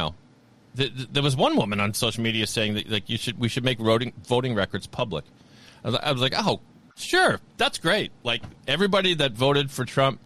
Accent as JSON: {"language": "English", "region": "Massachusetts", "country": "United States", "said": "I'm from Massachusetts"}